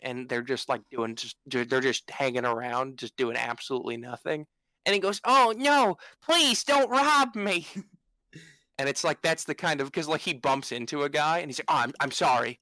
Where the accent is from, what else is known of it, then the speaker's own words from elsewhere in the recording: United States; I, as an American